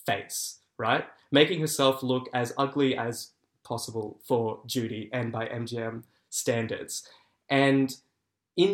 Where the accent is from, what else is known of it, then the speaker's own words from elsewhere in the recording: Sutherland Shire, New South Wales, Australia; also born or lived in Sydney; Yeah, so I grew up in the Sutherland Shire